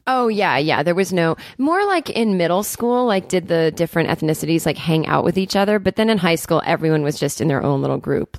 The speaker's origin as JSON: {"language": "English", "town": "Needham", "region": "Massachusetts", "country": "United States", "tie": "born or raised there", "said": "I'm from Needham, Massachusetts, which is a kind of a wealthy suburb"}